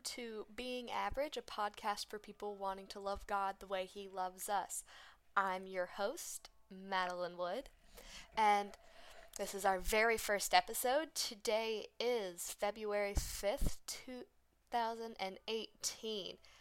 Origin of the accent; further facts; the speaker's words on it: United States; we're just American